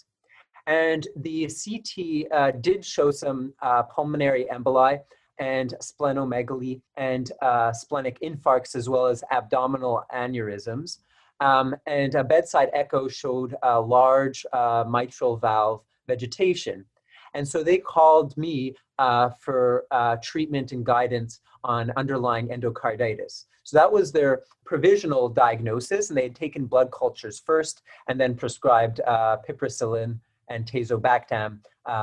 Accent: Montreal, Quebec, Canada; moved away as an adult; now in Winnipeg, Canada; I'm originally from Montreal, Quebec, but I've hopped around quite a bit for my training.

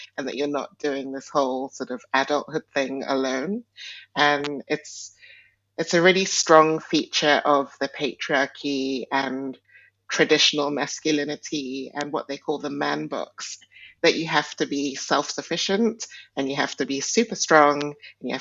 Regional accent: Nigeria; I was born in Nigeria, and Nigeria is definitely a patriarchal culture. And also, my ethnic group is Igbo

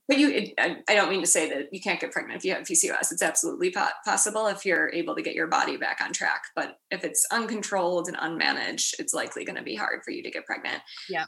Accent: Chicago, Illinois, United States; moved away as an adult; also born or lived in Washington, District of Columbia, United States / New York; now in San Francisco, United States; I am from Chicago, so proud Midwesterner. Uh, grew up in a suburb a little bit north of the city

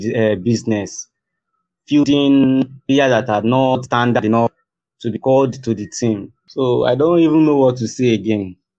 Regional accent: Nigeria; We Nigerians

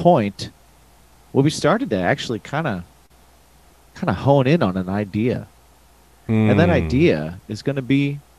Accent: Indiana, United States; we're both from Indiana.

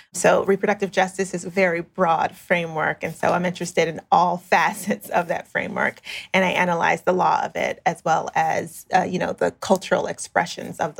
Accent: South Florida, United States; South Florida

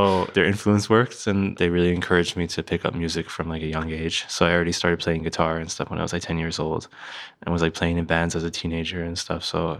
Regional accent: Philadelphia, Pennsylvania, United States; born there; also born or lived in New Jersey / New York; I was born in Philadelphia and I moved around a lot as a kid. And then I was living like in New Jersey, just outside of Philadelphia.

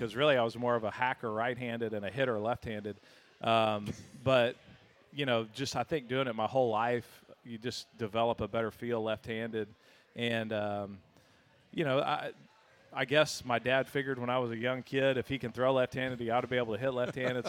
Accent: Austin, Texas, United States; I grew up in Austin

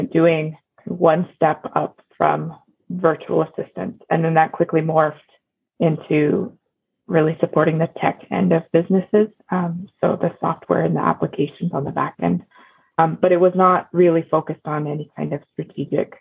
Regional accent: Cody, Wyoming, United States; moved away; also born or lived in Houston, Texas; We're going to move back to where I grew up in Cody, Wyoming

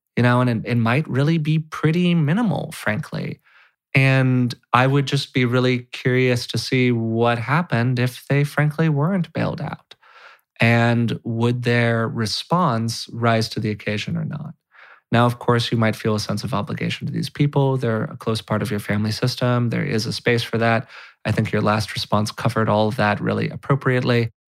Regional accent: California, United States; being a white, straight male growing up in California

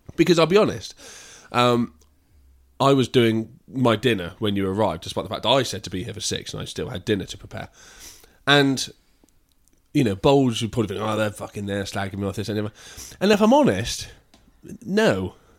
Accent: England, United Kingdom; I'm English, not American

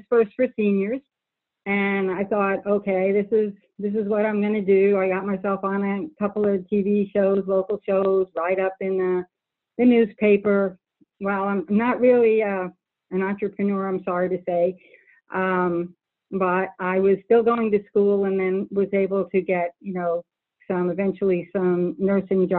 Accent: New Jersey, United States; moved away as an adult; also born or lived in Toledo, Ohio / Texas; I was raised in New Jersey

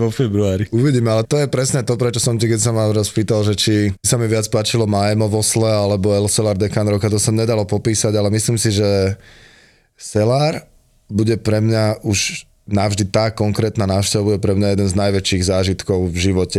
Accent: Slovakia; my sme partia zo Slovenska

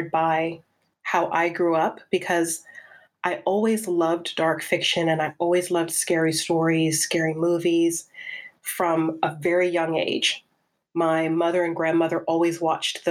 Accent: Charleston, South Carolina, United States; moved away as an adult; now in United Kingdom; I grew up in South Carolina

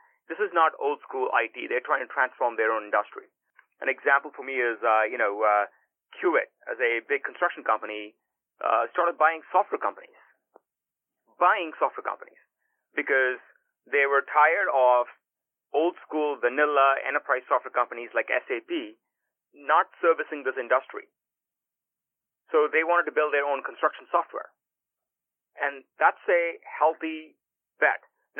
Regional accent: California, United States; at least as I was growing up in Silicon Valley and looking at a lot of these kind of problems

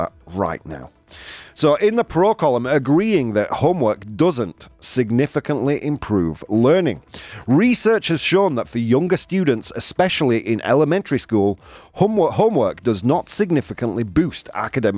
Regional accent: England, United Kingdom; Rather than being English, I'm a citizen of planet Earth

